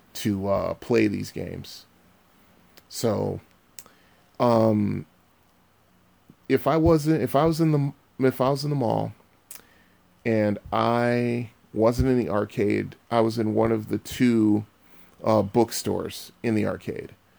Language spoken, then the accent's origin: English; Bridgeport, Connecticut, United States; I was born and raised in Bridgeport, Connecticut